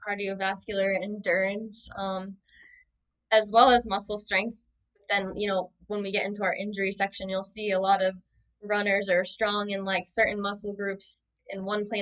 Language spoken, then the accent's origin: English; North Kingstown, Rhode Island, United States; I grew up in North Kingstown, Rhode Island